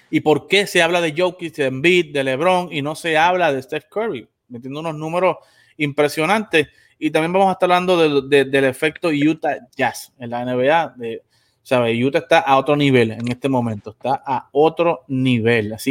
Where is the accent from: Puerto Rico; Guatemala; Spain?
Puerto Rico; Boricuas de pura cepa, también tenemos otro personal de, Latinoamérica, pero la mayoría de nosotros somos boricuas